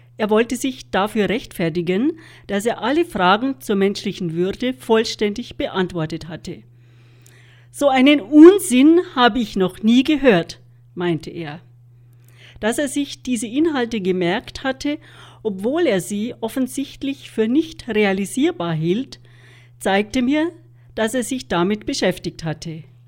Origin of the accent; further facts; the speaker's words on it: Germany; bei uns in Deutschland